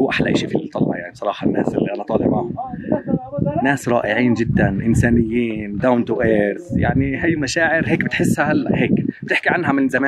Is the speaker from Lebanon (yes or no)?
no; Jerusalem, Palestine; born there; moved away as an adult; also born or lived in Amman; أنا بني آدم خلقت في القدس آه، حسيت انه الواحد بيكتشف حاله لما طلعت من القدس طلعت من القدس ففهمت انه اه في احتلال بعدين طلعت من البلد ودرست في عمان